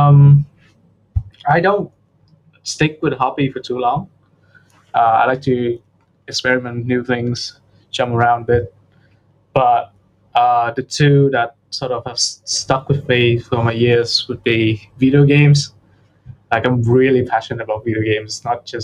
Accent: Vietnam; moved away as an adult; now in Sydney, Australia; I'm from Vietnam, so I'm full Vietnamese, but I've been living in Sydney, Australia for the past 2-3 years

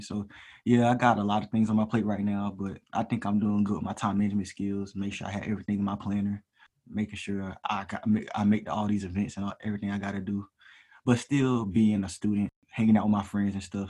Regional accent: Columbia, South Carolina, United States; I'm from Columbia, South Carolina.

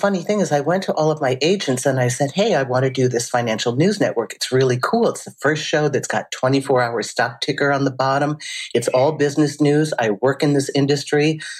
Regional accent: Saint Paul, Minnesota, United States; moved away as an adult; also born or lived in Indiana; I was working with a jazz singer in Minnesota. I grew up in St. Paul.

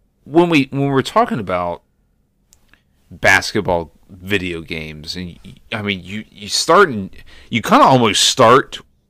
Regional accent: Jacksonville, Florida, United States; growing up, I grew up in Jacksonville, Florida, and I grew up this diehard Jaguar fan.

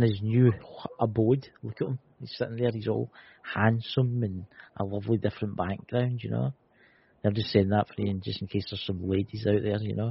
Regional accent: Scotland, United Kingdom; I know for a fact I'm Scottish

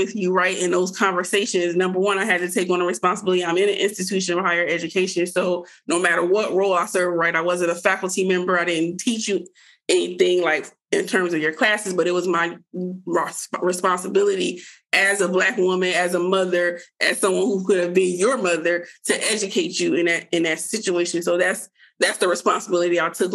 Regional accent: Trenton, New Jersey, United States; It's based in Trenton, New Jersey, where I'm from

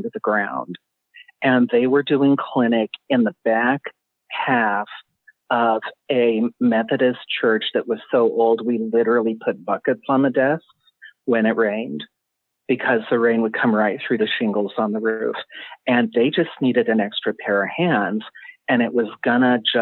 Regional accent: California, United States; I was born and raised in California on a dairy farm

